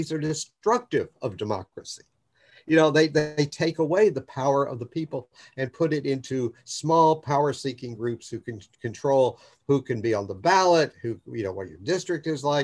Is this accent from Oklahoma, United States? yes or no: yes; Oklahoma, United States; I'm from Oklahoma.